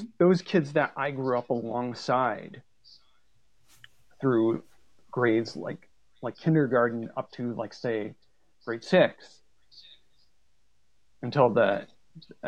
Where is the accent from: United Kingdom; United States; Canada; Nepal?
Canada; I grew up in a really small community